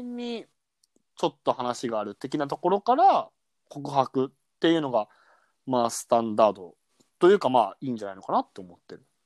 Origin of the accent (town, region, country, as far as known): Kansai, Japan